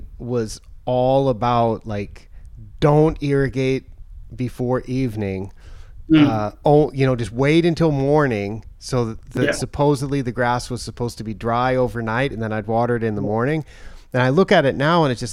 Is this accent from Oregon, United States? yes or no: yes; Oregon, United States; moved away as an adult; also born or lived in China / Japan; now in Thailand; I've ended up, you know, on the other side of the world from where I grew up in Oregon